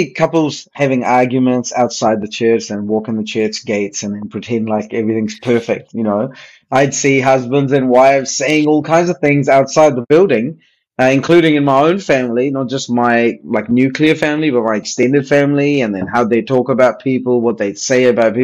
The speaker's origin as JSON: {"language": "English", "town": "Hyderabad", "region": "Telangana", "country": "India", "tie": "born or raised there", "said": "I was born in a religious kind of household, like Anglican Presbyterian style church in South India, in Hyderabad. And so I grew up around Sunday school"}